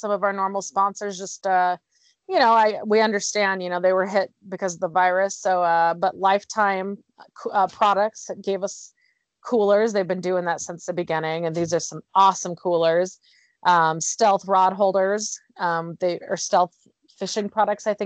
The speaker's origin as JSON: {"language": "English", "town": "Phoenix", "region": "Arizona", "country": "United States", "moved": "yes", "lives_now": "Utah, United States", "said": "I'm from Arizona, so like Phoenix area."}